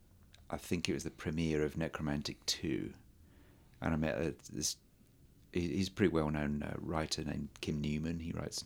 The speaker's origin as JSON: {"language": "English", "region": "England", "country": "United Kingdom", "tie": "born or raised there", "said": "When I was growing up in England"}